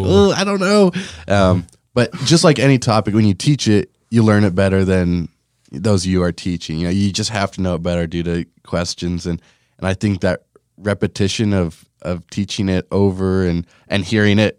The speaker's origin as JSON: {"language": "English", "town": "Lamoni", "region": "Iowa", "country": "United States", "tie": "born or raised there", "said": "growing up in Lamoni"}